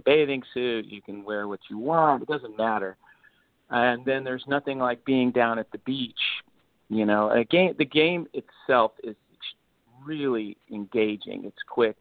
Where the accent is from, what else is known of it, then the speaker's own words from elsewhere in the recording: South Bay, California, United States; I grew up here in California